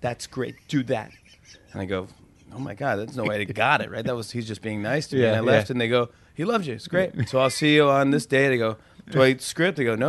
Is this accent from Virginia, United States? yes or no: no; New York City, New York, United States; I was born in Brooklyn